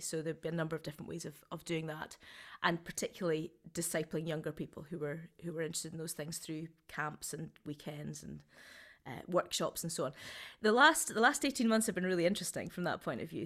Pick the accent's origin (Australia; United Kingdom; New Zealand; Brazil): United Kingdom; Scotland; also born or lived in Southampton / Edinburgh; now in Glasgow, United Kingdom; coming back to Scotland, starting a theatre company, calling it Foolproof.